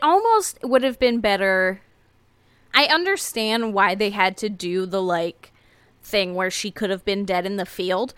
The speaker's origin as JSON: {"language": "English", "country": "United States", "said": "ours as Americans"}